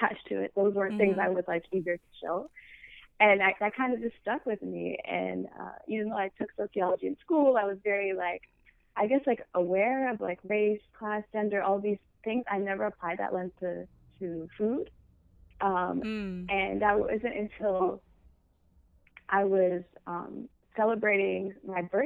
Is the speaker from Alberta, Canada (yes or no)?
no; Windsor, Ontario, Canada; moved away as an adult; also born or lived in Michigan / Toronto; I'm from Canada. I'm Ethiopian, but I was born in Canada and raised there. But I was born in a city, funny enough, that is right on the border to the state, right next to Detroit.